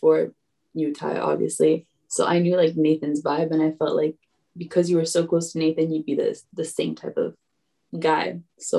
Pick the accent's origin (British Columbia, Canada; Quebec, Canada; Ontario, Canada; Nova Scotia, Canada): Quebec, Canada; Montreal; moved away as an adult; also born or lived in Argentina; now in Watford, United Kingdom; I was born in Argentina. I lived there for a couple of years and then I moved to Canada.